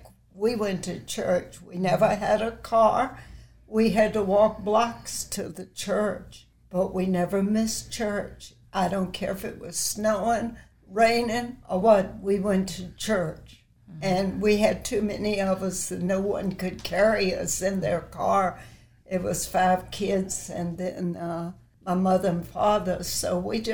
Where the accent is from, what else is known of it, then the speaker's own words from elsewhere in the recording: Charlottesville, Virginia, United States; I was born in Charlottesville, raised up.